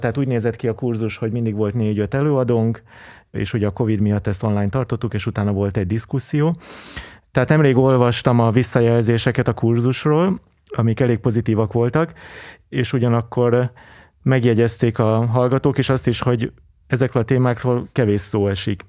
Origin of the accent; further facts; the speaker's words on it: Budapest, Hungary; egy vegyes környezetben nőttem fel Angyalföldön